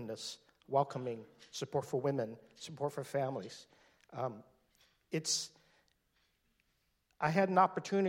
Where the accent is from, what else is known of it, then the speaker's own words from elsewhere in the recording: Seattle, Washington, United States; now in San Francisco, United States; here in Seattle, my hometown, where I grew up, born and raised